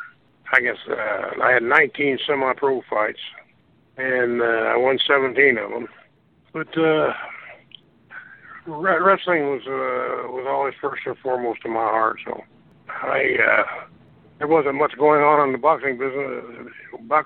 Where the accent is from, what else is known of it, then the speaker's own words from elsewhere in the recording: St. Joseph, Missouri, United States; St. Joe, my hometown